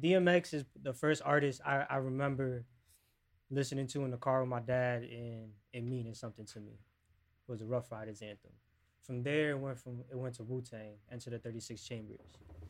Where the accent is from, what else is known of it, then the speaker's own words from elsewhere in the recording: Paterson, New Jersey, United States; also born or lived in Roxbury, New Jersey / Florida; now in Clifton, United States; I'm a rapper from Paterson, New Jersey. I currently reside in Clifton. I've lived up in Roxbury. I've lived in Florida.